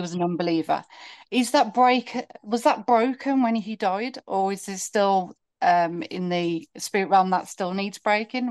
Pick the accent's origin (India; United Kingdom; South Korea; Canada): United Kingdom; I'm from the U K